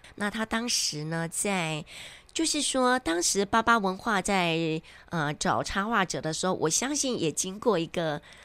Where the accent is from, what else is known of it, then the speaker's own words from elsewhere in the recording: Zuozhen, Tainan, Taiwan; 我自己成长的地方，我的家乡